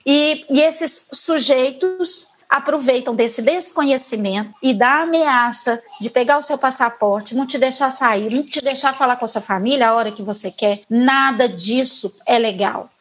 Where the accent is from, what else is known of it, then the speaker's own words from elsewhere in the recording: Brazil; moved away; somos brasileiras, que saímos do Brasil